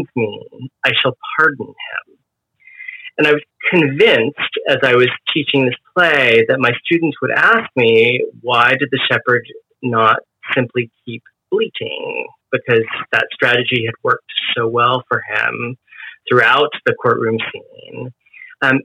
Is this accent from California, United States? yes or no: yes; Bay Area, California, United States; moved away as an adult; I was from California. I was raised in the Bay Area, and I wanted to return